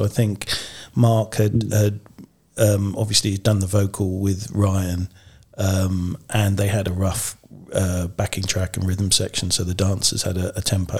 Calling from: Petersfield, South East England, United Kingdom; I'm coming from Petersfield in Hampshire, so just up the A.

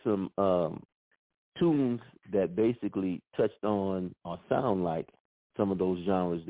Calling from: Oklahoma, United States; Well, I'm calling from Oklahoma.

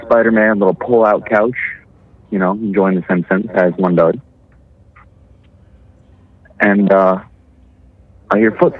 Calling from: Arizona, United States; from Arizona.

